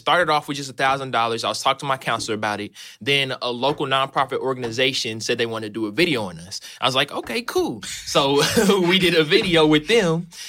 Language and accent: English; St. Charles, Missouri, United States; I am from St. Charles, Missouri.